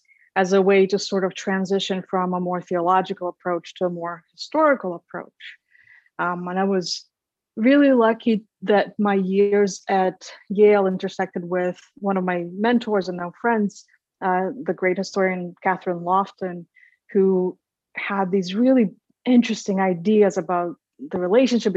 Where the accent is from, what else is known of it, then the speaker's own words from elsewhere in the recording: Minsk, Belarus; moved away as an adult; also born or lived in Lithuania / St. Louis, Missouri / Indiana; now in San Marcos, United States; I grew up in Minsk, Belarus. I was born in the Soviet Union at the time